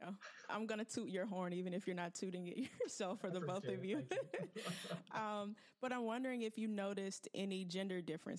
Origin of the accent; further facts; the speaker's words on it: the South, United States; moved away; I'm from the South, originally from like a really rural area